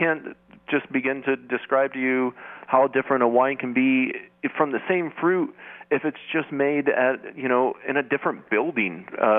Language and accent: English; the Northwest, Pacific Northwest, United States; now in Oregon, United States; So being a Northwest boy and growing up in the Northwest